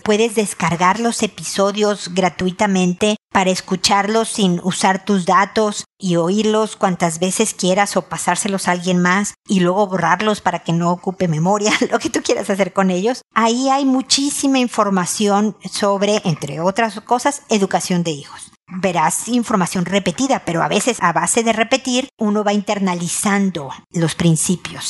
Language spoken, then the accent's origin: Spanish; Mexico; moved away as an adult; now in Santiago, Chile; yo que estoy viviendo en Santiago, soy mexicana